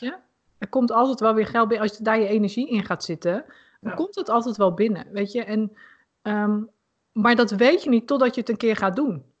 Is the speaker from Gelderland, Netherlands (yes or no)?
yes; Putten, Gelderland, Netherlands; Ik woonde in Putten. En ehm, ja, mijn eerste vriendje had ik daar. En nou mijn eerste vriendengroep